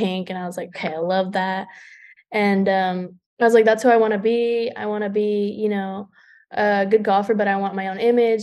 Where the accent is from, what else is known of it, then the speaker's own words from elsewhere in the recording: Houston, Texas, United States; I'm from Houston